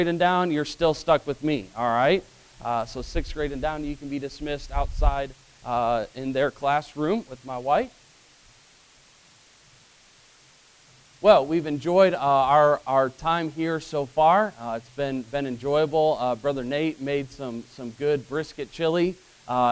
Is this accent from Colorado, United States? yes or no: no; Illinois, United States; Growing up in Illinois, I had three older brothers, so I was the youngest.